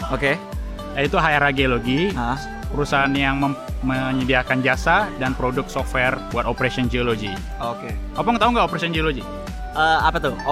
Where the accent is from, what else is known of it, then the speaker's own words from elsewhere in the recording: Pekanbaru, Riau, Indonesia; born there; Namun karena karena aku memang lahir di Pekanbaru